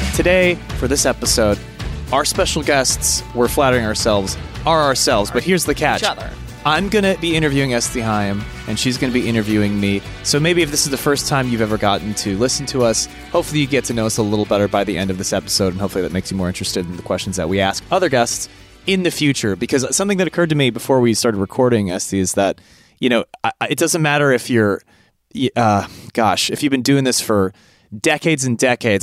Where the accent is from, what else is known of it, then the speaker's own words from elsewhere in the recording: California, United States; I'm from California